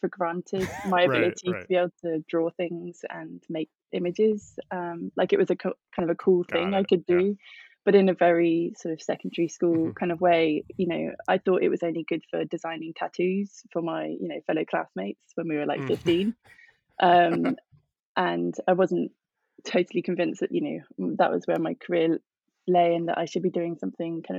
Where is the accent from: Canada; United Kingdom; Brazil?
United Kingdom; Somerset, South West England; moved away as an adult; also born or lived in London; I'm from Somerset, which is southwest England, very rural, and I'm from a very large family